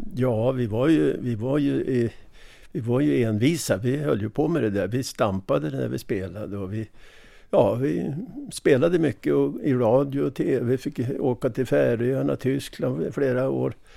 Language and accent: Swedish; Jämtland, Sweden; jag är ju jämte